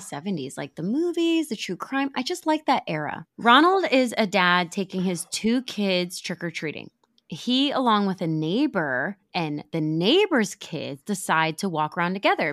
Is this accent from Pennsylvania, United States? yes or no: yes; Pennsylvania, United States; now in Florida, United States; When I was growing up in Pennsylvania